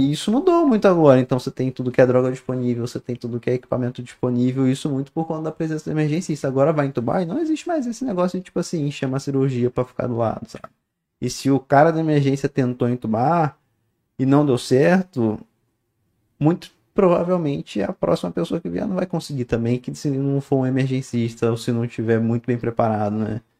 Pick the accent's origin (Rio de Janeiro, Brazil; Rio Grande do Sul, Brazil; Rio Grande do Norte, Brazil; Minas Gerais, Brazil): Rio de Janeiro, Brazil; Niterói; Não, pô, eu sou, eu sou de Niterói. Eu sou, eu sou de Niterói. Eu sou da praia.